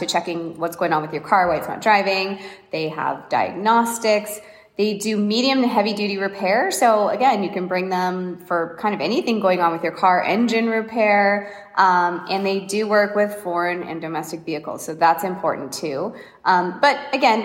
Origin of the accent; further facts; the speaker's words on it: Seattle, Washington, United States; moved away; I grew up in Seattle